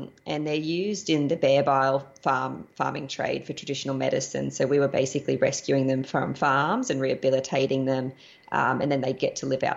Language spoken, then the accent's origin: English; Australia; moved away as an adult; also born or lived in Panama / Costa Rica; I'm an Australian.